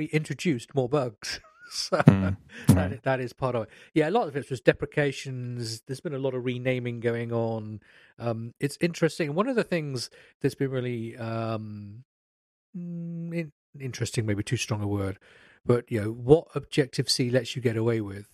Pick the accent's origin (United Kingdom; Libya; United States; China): United Kingdom; I'm British